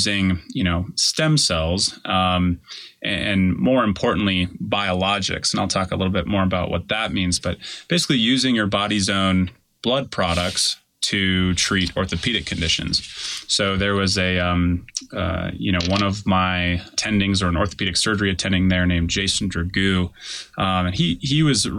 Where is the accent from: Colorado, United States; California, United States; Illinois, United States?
Colorado, United States; Denver; I'm from Denver